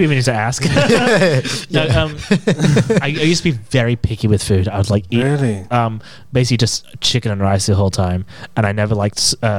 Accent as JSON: {"language": "English", "region": "England", "country": "United Kingdom", "moved": "yes", "lives_now": "Australia", "said": "I'm English"}